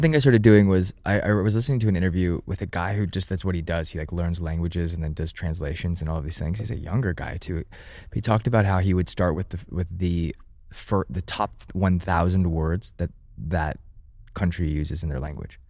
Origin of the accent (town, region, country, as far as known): United States